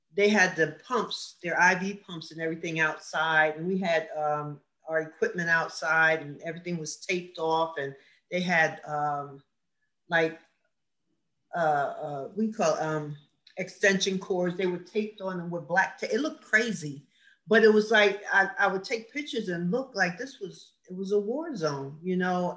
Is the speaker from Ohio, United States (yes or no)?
no; Asbury Park, New Jersey, United States; also born or lived in Neptune, New Jersey; that's where we kind of grew up. So I'd say I'm from Asbury, but I went to Neptune schools because I spent a lot of time at my grandmother's